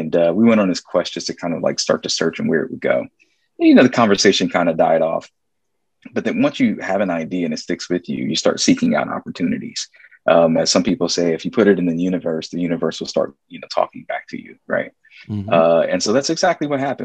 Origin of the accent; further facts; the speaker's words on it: Columbus, Ohio, United States; I was from Columbus